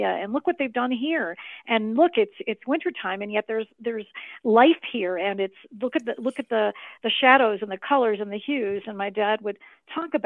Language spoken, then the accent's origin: English; Chicago, Illinois, United States; moved away; also born or lived in Highland Park, Illinois; I was born and raised in Chicago, and then later in my youth moved to the suburb of Highland Park, Illinois